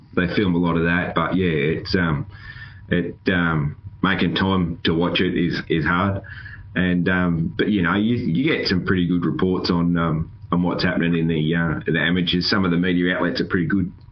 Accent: Australia; I'm an Aussie

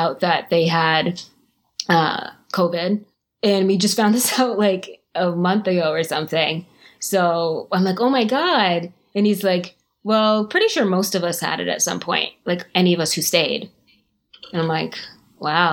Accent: Canada; also born or lived in Jamaica; now in Florida, United States; I was born in Jamaica. I moved to Canada when I was very young

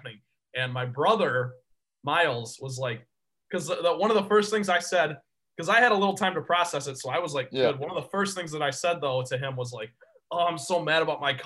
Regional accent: Grandville, Michigan, United States; also born or lived in East Lansing, Michigan; I was on my way back to Michigan State from Granville, my hometown.

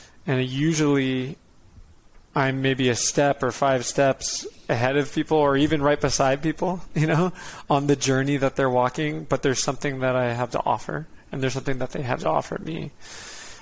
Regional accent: Connecticut, United States; also born or lived in Dana Point, California; We live like 5 minutes from the ocean in Dana Point, California. And when I was five, we moved across the country to Connecticut

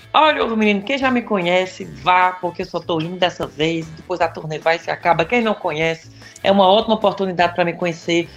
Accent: Farias Brito, Ceará, Brazil; moved away as an adult; also born or lived in Crato, Ceará / France; Eu nasci no Crato, que é do lado de Farias Brito, mas Entendi. eu morei e me criei em Farias Brito

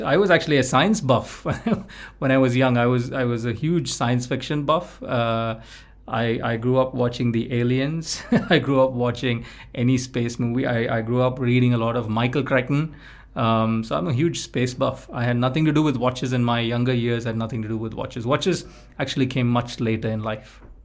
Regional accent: India; We felt that we grew up in the India in the last two decades

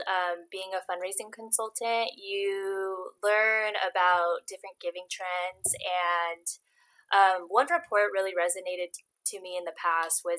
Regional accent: Long Beach, California, United States; I'm from Long Beach, California, and I come from a nonprofit background

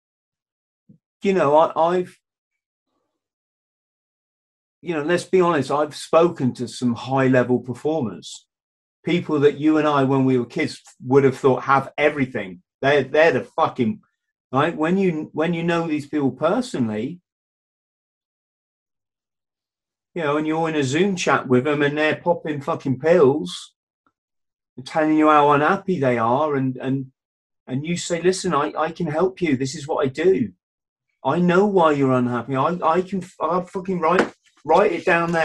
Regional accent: Cornwall, South West England, United Kingdom; the village I grew up in Cornwall

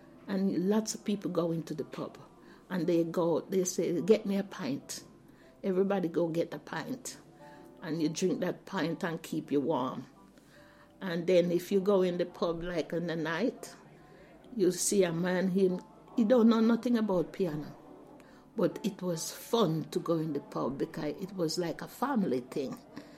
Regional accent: Jamaica; now in Southampton, United Kingdom; I said I'm a Jamaican. I wear, I talk, the clothes I wear, and the store I go in to buy things.

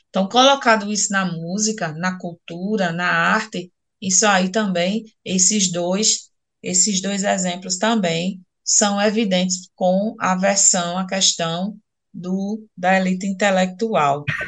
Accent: Northeast Region, Brazil; accent: Northeastern, drawling; aqui para nós, nordestinos, principalmente essa professora que vos fala, que fala muito arrastado

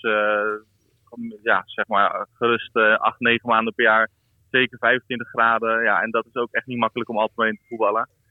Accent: Netherlands; moved away as an adult; now in South Africa; als Nederlander ben ik een beetje opgegroeid eh, met ook een beetje regen en een beetje wind.

